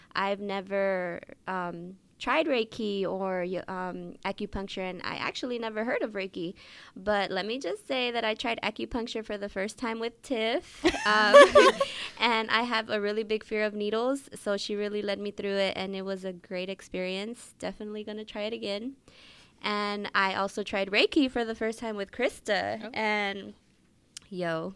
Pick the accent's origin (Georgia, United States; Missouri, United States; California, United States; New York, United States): California, United States; Oakland; growing up in West Oakland